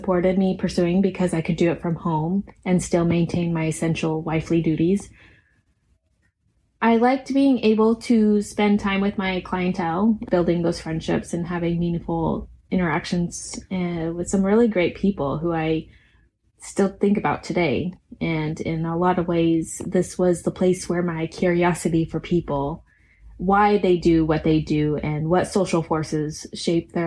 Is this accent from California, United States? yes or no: no; Seattle area, Washington, United States; moved away as an adult; also born or lived in Tucson, Arizona; now in Saudi Arabia; I was born in Tucson, Arizona, but spent most of my childhood in Washington State, Seattle area